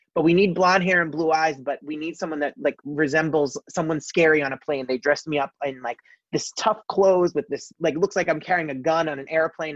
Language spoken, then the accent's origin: English; New Jersey, United States; I was born and raised in New Jersey